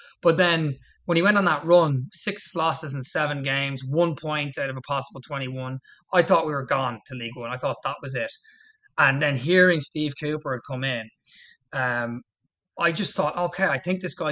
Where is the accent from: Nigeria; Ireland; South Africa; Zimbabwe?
Ireland; I'm from Ireland